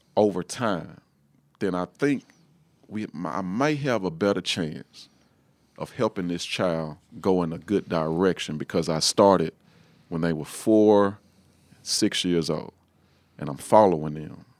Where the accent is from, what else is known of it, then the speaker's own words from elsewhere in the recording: Shreveport, Louisiana, United States; I'm from Shreveport, Louisiana. I'm the pastor of Galilee Missionary Baptist Church in Shreveport. Um, pretty much been living there all my life